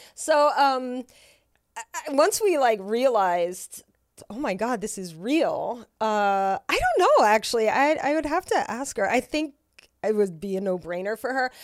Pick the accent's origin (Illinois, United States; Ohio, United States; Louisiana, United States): Louisiana, United States; moved away; I'm from Louisiana